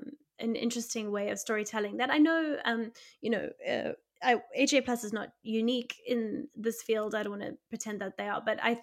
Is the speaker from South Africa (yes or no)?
yes; South Africa; because obviously being South African, and there's been a really interesting element of this for me